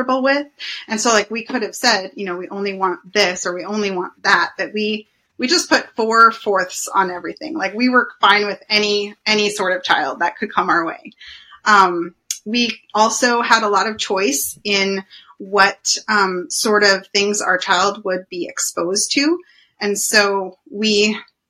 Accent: Anchorage, Alaska, United States; I grew up in Anchorage

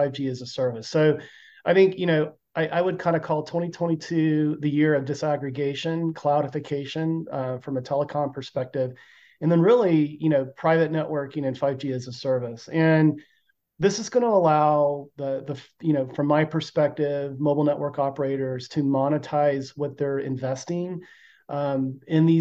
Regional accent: Austin, Texas, United States; my hometown of Austin

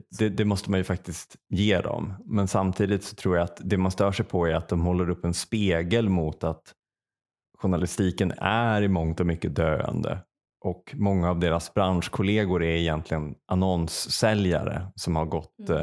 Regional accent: Säffle, Värmland, Sweden; moved away; när jag bodde i Säffle och liksom i affekt flyttade därifrån

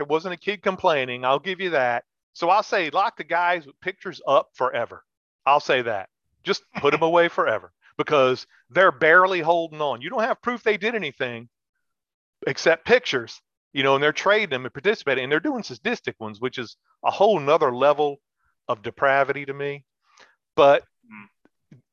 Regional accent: United States; we're Americans

